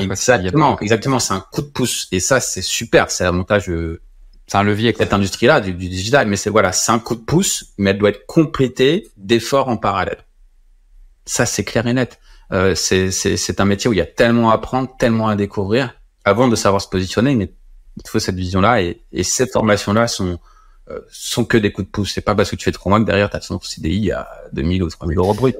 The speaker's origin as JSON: {"language": "French", "town": "Compiègne", "region": "Hauts-de-France", "country": "France", "also_born_or_lived": "Orsay", "said": "j'ai appelé la boîte Innovagora qui était chez moi à Compiègne"}